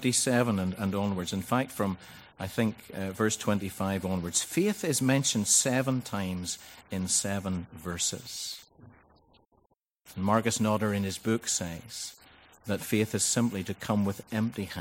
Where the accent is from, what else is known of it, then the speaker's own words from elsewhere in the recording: Ballycastle, Northern Ireland, United Kingdom; Ballycastle, which is my hometown in Northern Ireland.